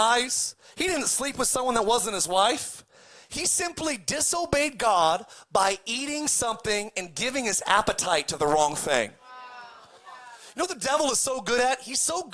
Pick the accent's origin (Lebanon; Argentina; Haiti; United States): United States; we grew up in America